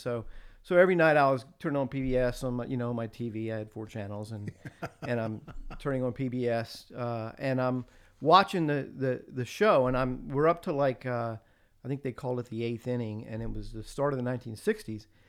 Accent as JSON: {"language": "English", "region": "the South", "country": "United States", "tie": "born or raised there", "moved": "as an adult", "said": "grew up in the South, lived in the South all my life"}